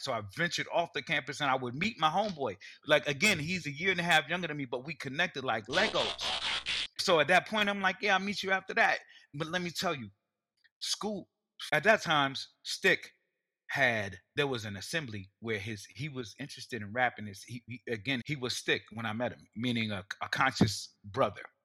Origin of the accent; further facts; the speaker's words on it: New York City, New York, United States; as a New Yorker, representing Brooklyn, New York for so many years